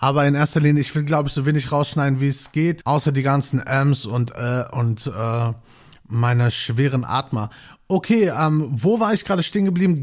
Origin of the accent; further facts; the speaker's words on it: Gelsenkirchen, North Rhine-Westphalia, Germany; now in Bochum, Germany; ich bin gebürtig in Gelsenkirchen aufgewachsen